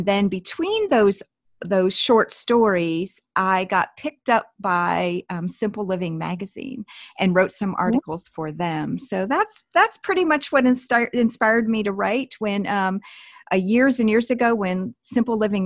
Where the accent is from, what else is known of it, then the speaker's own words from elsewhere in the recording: Pennsylvania, United States; growing up in Amish country